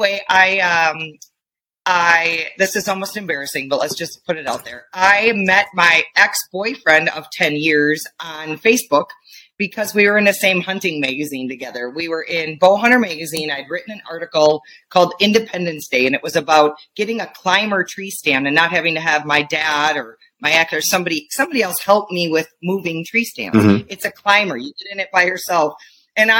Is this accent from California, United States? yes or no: no; Wisconsin, United States; now in Montana, United States; You probably hear it in my voice. I'm from Wisconsin